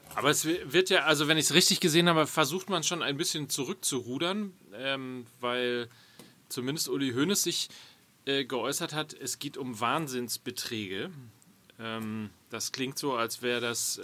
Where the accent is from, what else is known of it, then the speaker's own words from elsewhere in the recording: Hamburg, Germany; Ich als Hamburger